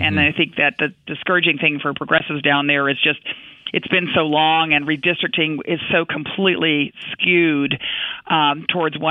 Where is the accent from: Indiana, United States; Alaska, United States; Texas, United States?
Texas, United States; I am a Texan